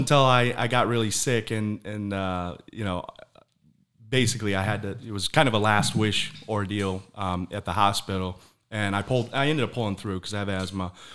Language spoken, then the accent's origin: English; Michigan, United States; now in Florida, United States; I'm from Michigan as well.